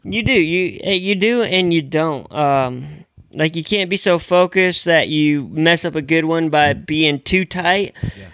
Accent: the Northwest, Pacific Northwest, United States; moved away; I grew up in the Northwest

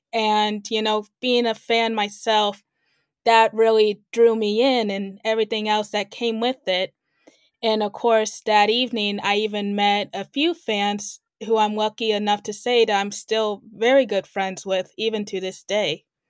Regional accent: Kansas City, United States; now in Los Angeles, United States; I am originally from Kansas City and currently based here right now

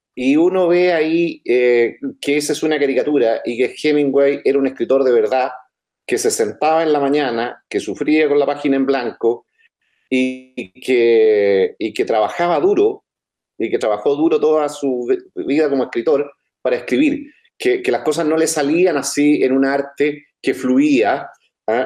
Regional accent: Chile

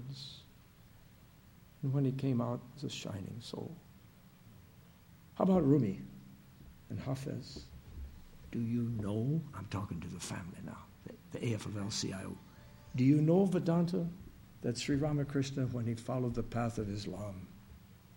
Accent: Kentucky, United States; I'm coming in from Kentucky

